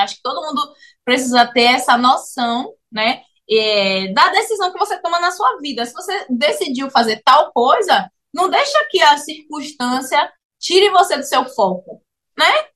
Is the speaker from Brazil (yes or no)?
yes; Salvador, Bahia, Brazil; moved away as an adult; now in Cape Town, South Africa; nós somos baianos, natural de Salvador, Bahia